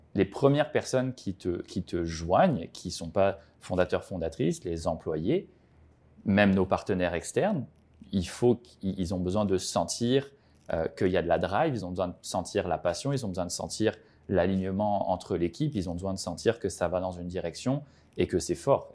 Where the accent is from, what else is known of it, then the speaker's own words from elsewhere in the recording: French Polynesia; also born or lived in France / Quebec; now in Montreal, Canada; je viens de France, j'ai grandi à Tahiti